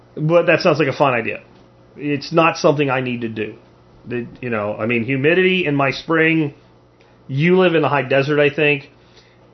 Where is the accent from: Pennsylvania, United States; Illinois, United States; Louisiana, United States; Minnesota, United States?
Pennsylvania, United States; moved away; also born or lived in the South (US); when I grew up in Pennsylvania